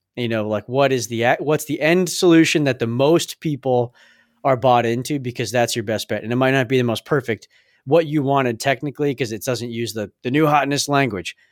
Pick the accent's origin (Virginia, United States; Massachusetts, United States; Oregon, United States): Massachusetts, United States; we are from Massachusetts.